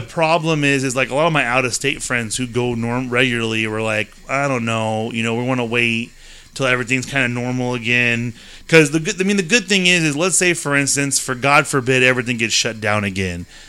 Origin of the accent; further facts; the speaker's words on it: California, United States; we're from California